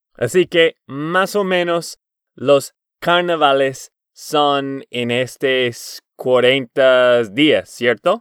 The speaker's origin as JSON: {"language": "Spanish", "region": "Texas", "country": "United States", "said": "de Texas, Estados Unidos"}